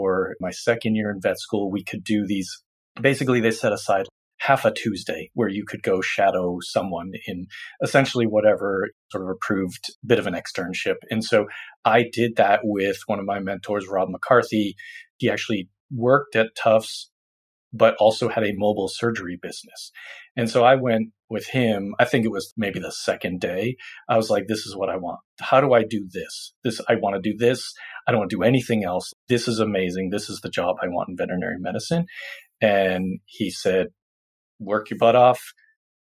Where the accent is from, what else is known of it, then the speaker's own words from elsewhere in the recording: Massachusetts, United States; moved away; I'm originally from Massachusetts